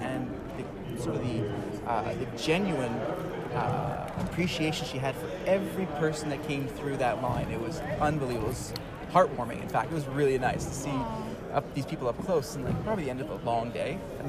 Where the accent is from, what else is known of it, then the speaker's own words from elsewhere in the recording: South Florida, United States; We're from we're from South Florida.